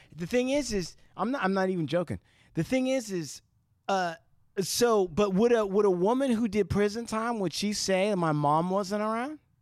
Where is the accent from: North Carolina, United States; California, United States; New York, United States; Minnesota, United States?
California, United States; Santa Ana; I was born in Santa Ana